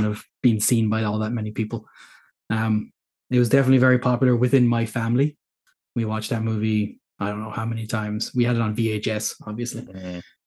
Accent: Ireland; Yes. Yeah, I am. I'm Irish.

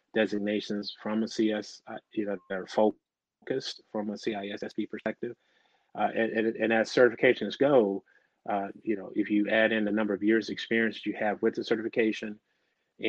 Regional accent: Michigan, United States; I grew up in Michigan

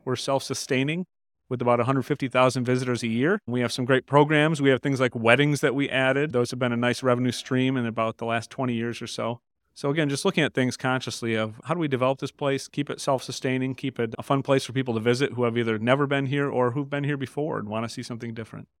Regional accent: Grand Rapids, Michigan, United States; also born or lived in Jenison, Michigan; I'm a native boy here from West Michigan. I grew up here in Grand Rapids and Jenison, just down the road in Ottawa County

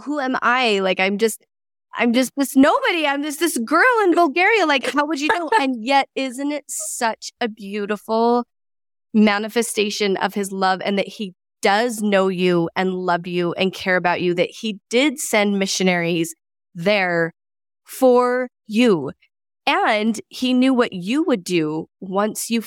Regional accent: United States; also born or lived in Canada; I was born in Canada, but I grew up in America

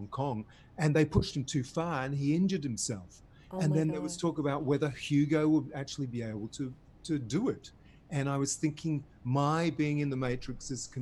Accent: Devon, South West England, United Kingdom; also born or lived in Berry, New South Wales, Australia; now in Australia; where I grew up in Devon, in England

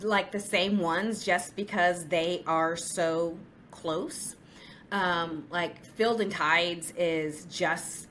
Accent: Houston, Texas, United States; also born or lived in New York; I'm an OBGYN from Houston

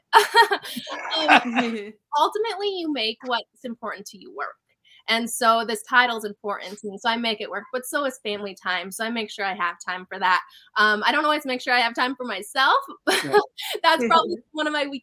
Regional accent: North Dakota, United States; I'm from North Dakota

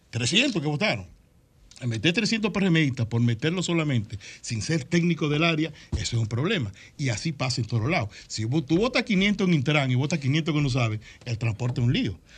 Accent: Dominican Republic; Este hermano mío, lo hago como dominicano.

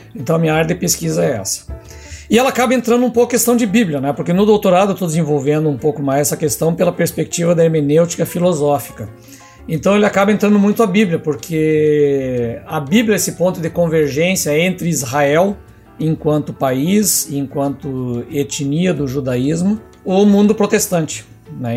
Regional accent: Ijuí, Rio Grande do Sul, Brazil; eu sou natural de Juí, né, interior do Rio Grande do Sul, terra do Capitão Dunga

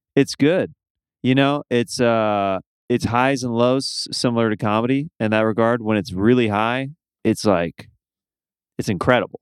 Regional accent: Midwest, United States; moved away; we're both from the Midwest

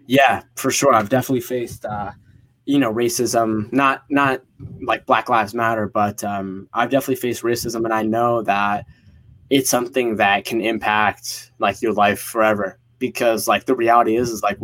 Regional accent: Northeast US, United States; also born or lived in Egypt (parents); they immigrated to the US, to the East Coast, Northeast, like a year before I was born here in America

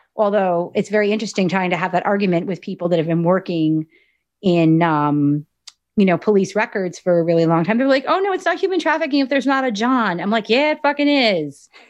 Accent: Morris County, New Jersey, United States; also born or lived in Union County, New Jersey; I was born in Union County, but we moved to Morris County when I was pretty young.

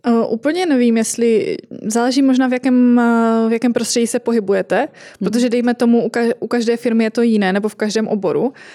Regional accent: Moravian-Silesian Region, Czechia; u nás v Moravskoslezském kraji

